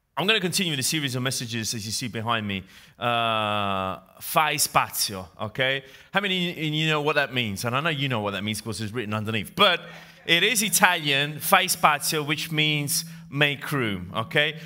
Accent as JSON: {"language": "English", "region": "England", "country": "United Kingdom", "accent": "English", "moved": "as an adult", "lives_now": "Italy", "said": "when I moved from England, from Great Britain, where I used to live, hence my English accent, to Italy"}